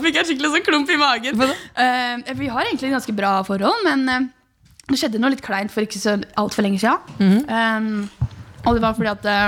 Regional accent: Horten, Vestfold, Norway; moved away; Horten er jo grunnen til at den jeg er den jeg er. Liksom, det, horten er jo miljøet mitt

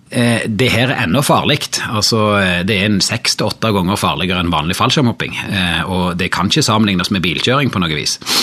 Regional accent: Ryfylke, Rogaland, Norway; jeg er fra Ryfylke

